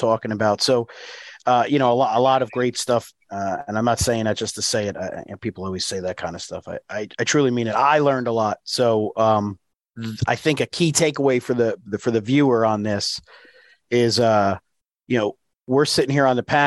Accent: New Jersey, United States; moved away; I'm originally from New Jersey

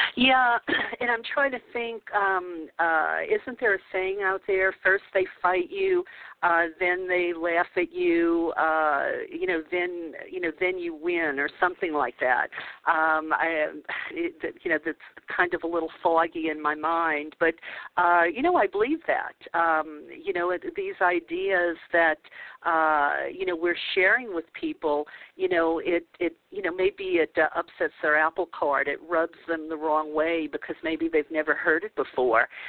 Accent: New Orleans, Louisiana, United States; moved away; growing up in the Bible Belt of New Orleans

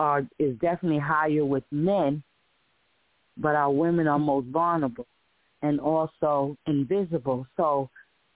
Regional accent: Paterson, New Jersey, United States; now in Bogota, United States; I'm from Paterson, New Jersey

